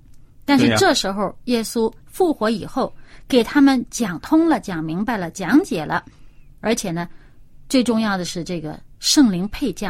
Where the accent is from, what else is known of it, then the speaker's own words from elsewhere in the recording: China; 你说哈、我们中国人也说灌满了黄汤，就是指的说这人喝醉酒了